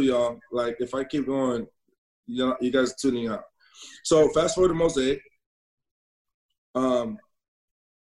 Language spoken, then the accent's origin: English; Northern California, United States; Born and raised in Northern California